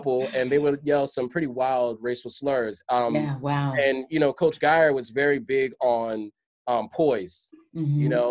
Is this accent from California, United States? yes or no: no; New York City, New York, United States; moved away; also born or lived in Hershey, Pennsylvania; growing up in the Bronx